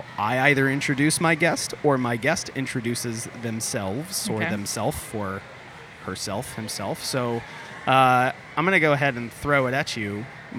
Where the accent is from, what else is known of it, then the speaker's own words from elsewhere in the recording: Florida, United States; now in Atlanta, United States; We grew up in Florida.